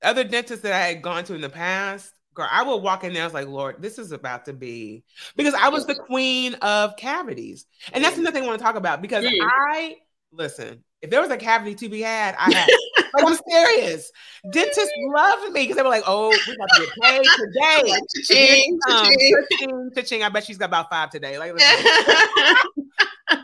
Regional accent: Evansville, Indiana, United States; I'm from Evansville

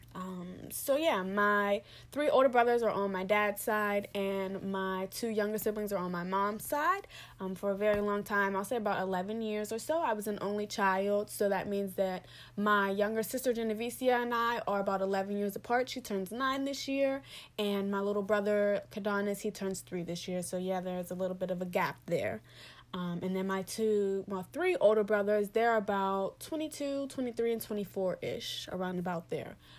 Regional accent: Pittsburgh, Pennsylvania, United States; moved away; I'm originally from Pittsburgh, P

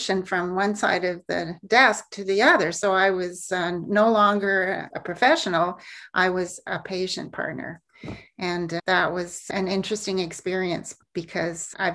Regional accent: Alberta, Canada; I grew up in Alberta, born and raised

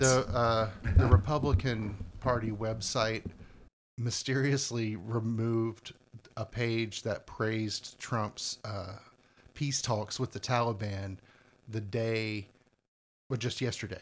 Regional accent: United States; we consider ourselves Americans, even if we're not necessarily super patriotic. I'm still, like, I'm an American

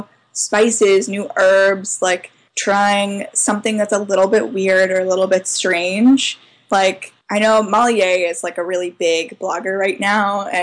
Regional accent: Charlottesville, Virginia, United States; I'm from Charlottesville

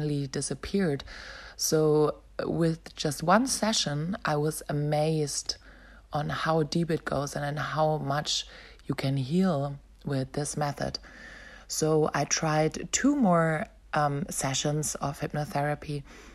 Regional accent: Berlin, Germany; moved away as an adult; also born or lived in Melbourne, Australia; I decided to return back to my hometown, Berlin.

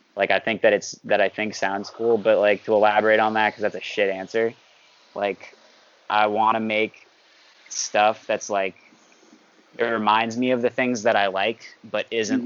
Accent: New York, United States; I'm from New York, and I play guitar

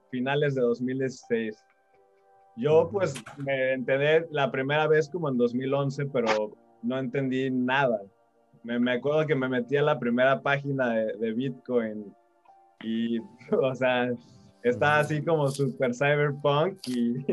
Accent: Mexico City, Mexico; accent: chilango; yo soy de la Ciudad de México

